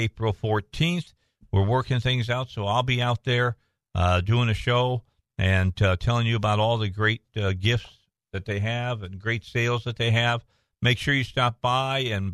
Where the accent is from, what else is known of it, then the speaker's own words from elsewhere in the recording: Highland, Indiana, United States; also born or lived in Gary, Indiana; I was born in Gary and then went to high school in Highland